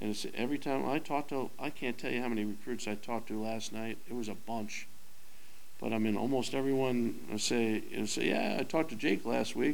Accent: New Jersey, United States; moved away as an adult; now in Lawrence, United States; I grew up in New Jersey

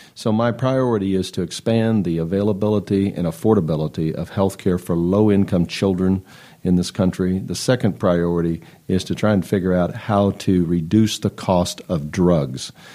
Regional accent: Atchison, Kansas, United States; Midwest Grain in Atchison, now called M G P Products. And I represented that company in my hometown

